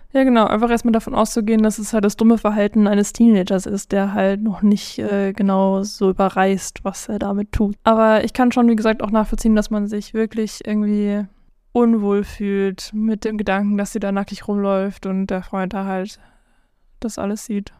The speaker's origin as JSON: {"language": "German", "country": "South Africa", "said": "ich bin südafrikanisch"}